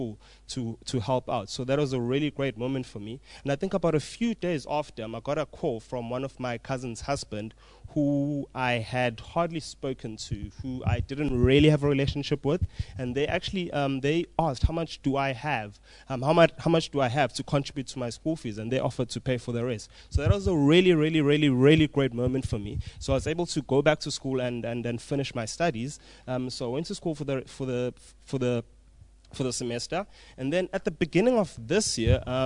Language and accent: English; Umlazi, KwaZulu-Natal, South Africa; I'm from Umlazi